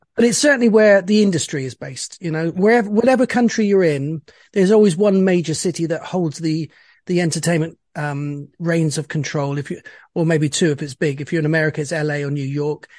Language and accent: English; Bristol, South West England, United Kingdom; I was born in Bristol, which is a, a small town in the west, southwest of England.